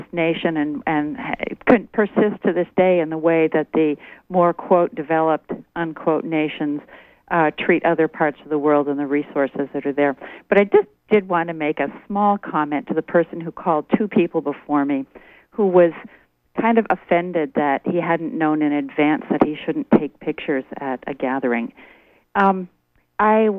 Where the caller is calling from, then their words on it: Hancock, Maine, United States; I'm calling from Hancock